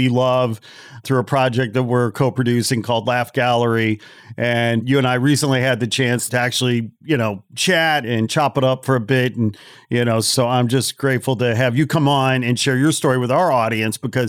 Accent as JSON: {"language": "English", "town": "Chicago", "region": "Illinois", "country": "United States", "tie": "born or raised there", "said": "I hail from Chicagoland and grew up in the suburbs and lived downtown for a long time"}